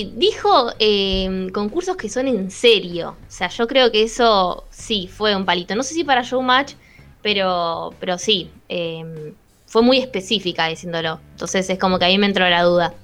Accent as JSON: {"language": "Spanish", "town": "La Plata", "region": "Buenos Aires Province", "country": "Argentina", "said": "¿De dónde sos? De La Plata."}